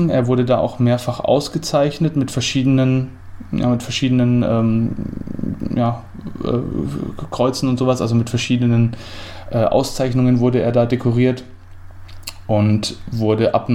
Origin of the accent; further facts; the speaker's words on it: Bavaria, Germany; Julius Streicher ist eine fränkische Persönlichkeit gewesen und ist mir als Franke natürlich deswegen auch irgendwo näher und, und vertrauter